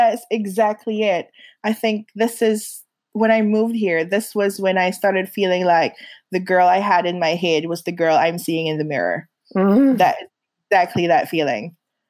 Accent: Philippines; now in New Zealand; when people ask me where I'm from, I grew up in the Philippines, but I really feel like New Zealand is home because it's where I grew up in that sense, where I grew into myself.

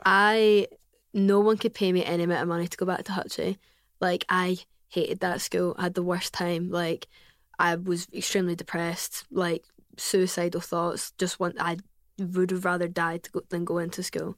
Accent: Glasgow, Scotland, United Kingdom; accent: Glasgow; first language English; English is my first language, 'cause I grew up in Glasgow

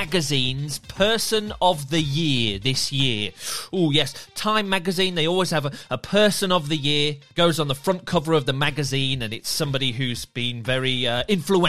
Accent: England, United Kingdom; being an Englishman

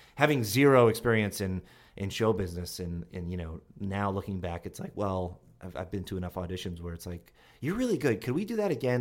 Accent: Longmeadow, Massachusetts, United States; From, um, Long Meadow, Massachusetts, which is near Springfield, Massachusetts

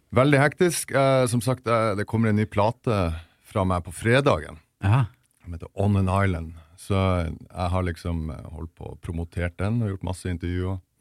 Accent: Vesterålen, Nordland, Norway; moved away as an adult; i et sånn lite fiskevær eh, som heter Nyksund, som ligger på yttersida av av Vesterålen, der jeg kommer fra

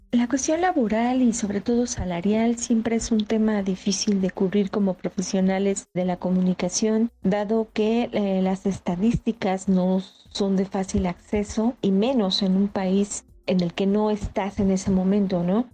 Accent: Mexico; Los salarios en México reflejan que en nuestro país caben muchas realidades

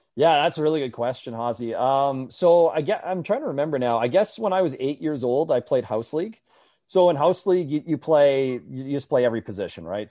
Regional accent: Winnipeg, Manitoba, Canada; growing up in Winnipeg

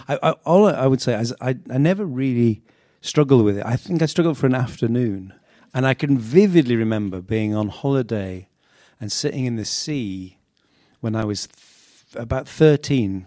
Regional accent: Sedgefield, North East England, United Kingdom; I was born in the northeast of England, uh, in Sedgefield

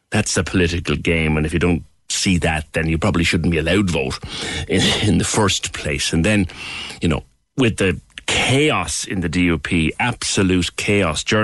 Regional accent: Ireland; I'm Irish born, born and raised by Irish parents and Irish grandparents.

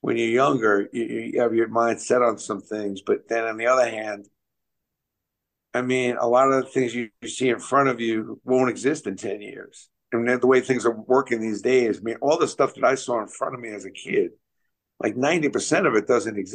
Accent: New York City, New York, United States; I grew up in Brooklyn.

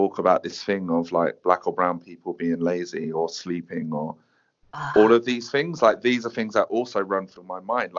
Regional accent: Croydon, London, United Kingdom; I'm from Croydon

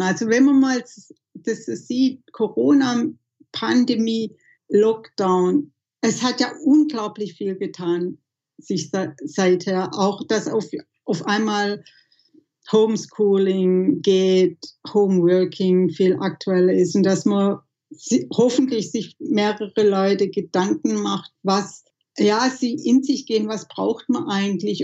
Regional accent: Southern Germany, Germany; für mich ist Heimat schon hier Süddeutschland, wo ich aufgewachsen bin, wo ich kulturell geprägt bin

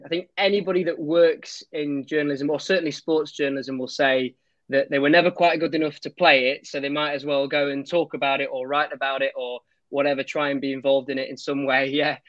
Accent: Pontefract, Yorkshire and the Humber, United Kingdom; Yeah, well, I'm Yorkshire born and bred, although my accent, as my friends tell me, doesn't really suggest that. I'm from Pontefract, if anybody knows where that is.

